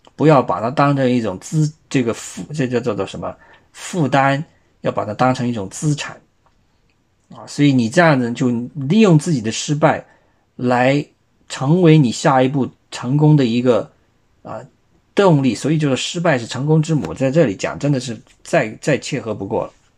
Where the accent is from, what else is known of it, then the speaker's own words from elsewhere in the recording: China; 我们中国人也不少是基督徒啊